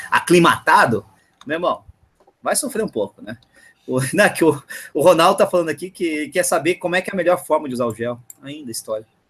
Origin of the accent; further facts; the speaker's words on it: São Paulo, Brazil; eu sou daqui de São Paulo